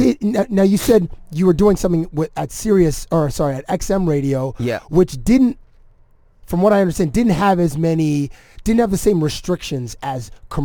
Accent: Canada; which is a weird thing being Canadian

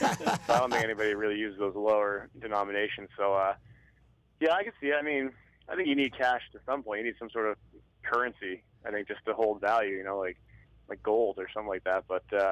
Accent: United States; moved away as an adult; now in Canada; As an American

